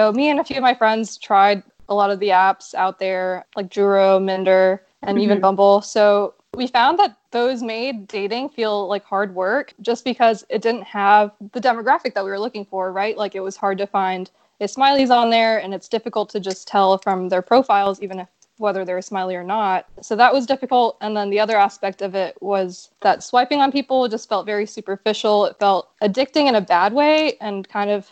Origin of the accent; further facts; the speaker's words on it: Dallas, Texas, United States; now in Houston, United States; I'm from Dallas originally